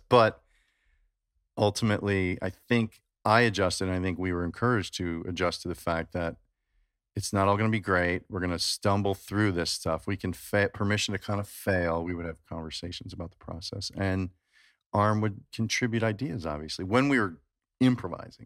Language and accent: English; Chicago, Illinois, United States; I grew up in Chicago